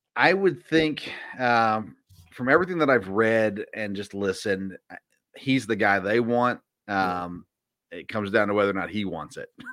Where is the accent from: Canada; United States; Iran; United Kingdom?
United States; Nashville, Tennessee; I grew up in Nashville or just south of Nashville